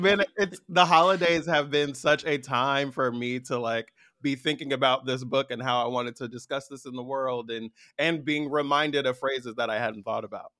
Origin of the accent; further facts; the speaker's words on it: San Francisco Bay Area, California, United States; I'm from the Bay Area. I'm a tall, light-skinned black man from the Bay